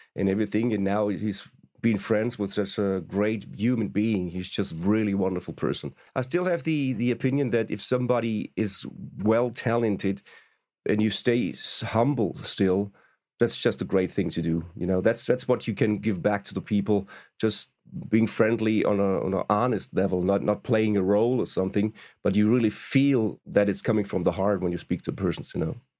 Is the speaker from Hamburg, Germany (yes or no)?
no; Stuttgart, Baden-Württemberg, Germany; We first met when they were in Stuttgart, my hometown